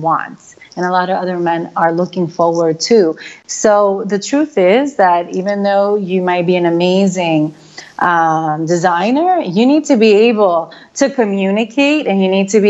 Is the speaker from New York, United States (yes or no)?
yes; New York, United States; back home, because I am from New York.